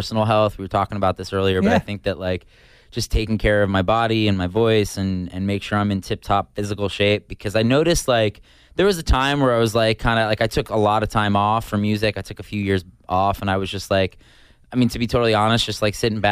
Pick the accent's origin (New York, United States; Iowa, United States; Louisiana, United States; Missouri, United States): New York, United States; suburban; moved away; I grew up in like suburban New York, but the city was really close.